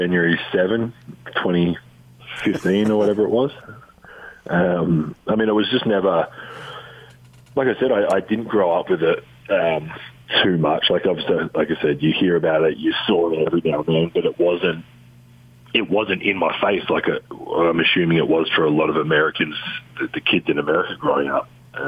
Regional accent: Adelaide, South Australia, Australia; My dream growing up was to play for Australia and was to play for the Adelaide 36ers, my hometown team.

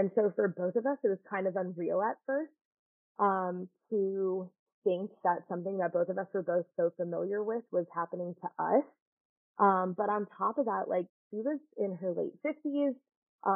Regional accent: Georgia, United States; I'm from Georgia

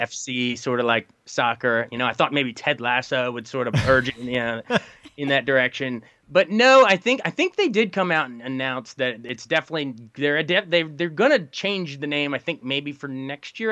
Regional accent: Frederick, Maryland, United States; also born or lived in Washington, D.C. area; I'm born and raised from around here. Like I grew up just outside of Frederick, Maryland

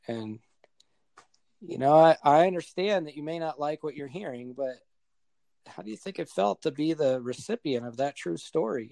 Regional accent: southern New Hampshire, United States; moved away as an adult; now in Colorado, United States; I'm originally from New Hampshire, born and raised. Spent the first 31 years of my life there

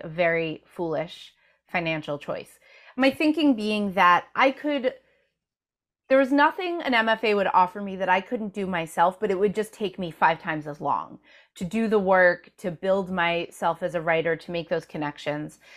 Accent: Rockland County, suburbs of New York City, United States; I grew up in the suburbs of New York City in Rockland County

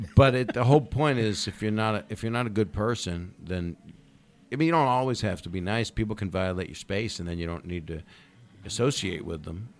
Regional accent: Philadelphia, Pennsylvania, United States; moved away; I grew up a little bit there

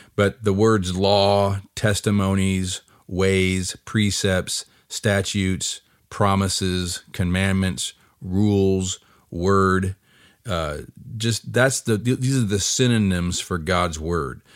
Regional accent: United States; I'm an American like anybody else

